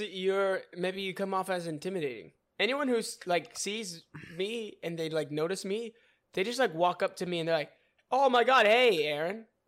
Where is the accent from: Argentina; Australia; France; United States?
United States; California; I grew up in California